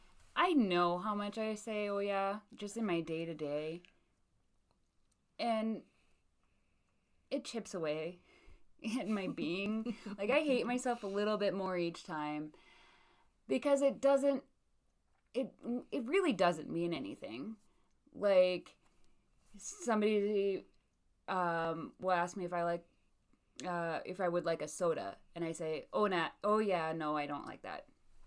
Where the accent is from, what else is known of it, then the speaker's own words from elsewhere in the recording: Midwest, United States; We're from the Midwest.